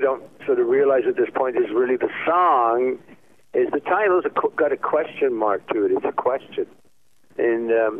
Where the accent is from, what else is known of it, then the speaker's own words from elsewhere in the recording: England, United Kingdom; I'm English.